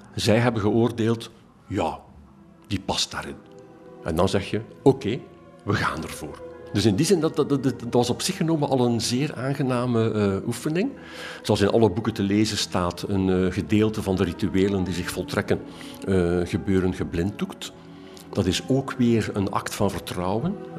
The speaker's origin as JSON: {"language": "Dutch", "town": "Ghent", "region": "Flanders", "country": "Belgium", "said": "ik als Gentenaar"}